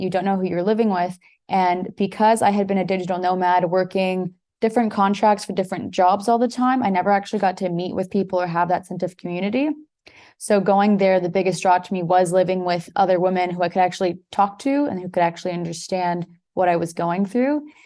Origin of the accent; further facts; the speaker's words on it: Toronto, Ontario, Canada; moved away as an adult; now in Portugal; born and raised in Toronto, Canada, but my parents are both Portuguese